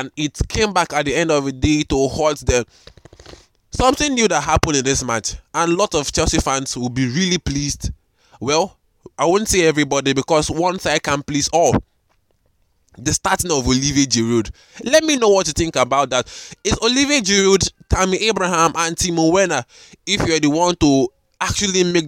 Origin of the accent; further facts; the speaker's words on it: Nigeria; I'm recording from Nigeria, Africa